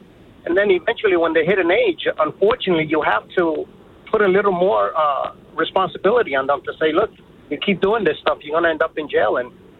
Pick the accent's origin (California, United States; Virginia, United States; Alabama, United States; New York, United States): New York, United States; New York City; now in Egg Harbor Township, United States; I'm a resident of Egg Harbor Township. I moved down here. I'm originally from Bronx, New York, which is, you know, a great place to live in, but a lot of challenges when you have kids and you're trying to raise kids to be the best that they can be.